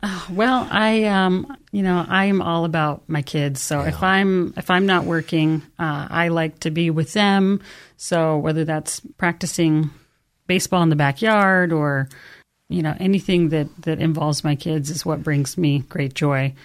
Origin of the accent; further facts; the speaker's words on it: Canyon County, Treasure Valley, Idaho, United States; I am from the Treasure Valley, born and raised in Canyon County